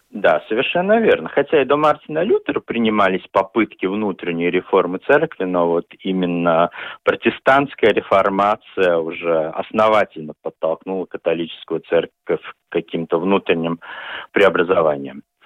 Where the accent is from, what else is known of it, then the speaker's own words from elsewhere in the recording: Daugavpils, Latgale, Latvia; я вырос в Даугавпилсе